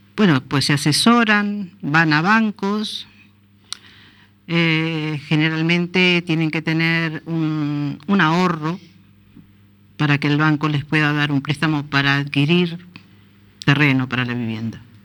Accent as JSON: {"language": "Spanish", "country": "Uruguay", "moved": "yes", "lives_now": "A Coruña, Spain", "said": "somos los uruguayos"}